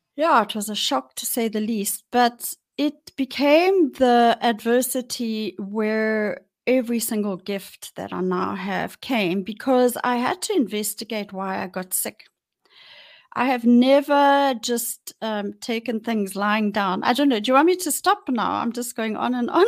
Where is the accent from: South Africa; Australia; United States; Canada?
South Africa; Johannesburg, Gauteng; I was born in Johannesburg and I grew up in Johannesburg.